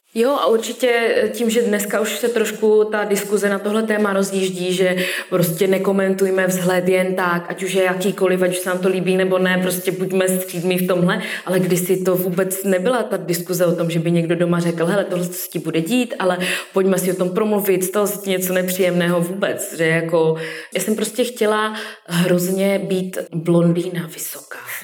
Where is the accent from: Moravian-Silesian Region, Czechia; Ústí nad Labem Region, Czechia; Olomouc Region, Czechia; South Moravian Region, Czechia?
Moravian-Silesian Region, Czechia; Karviná; now in Ostrava, Czech Republic; z Karviné